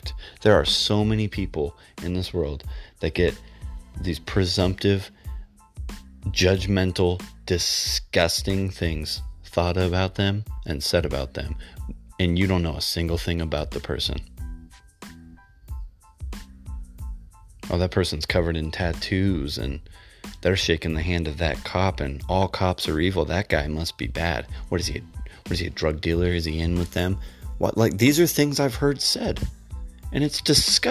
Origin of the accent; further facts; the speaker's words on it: United States; because you're an American, I'm an American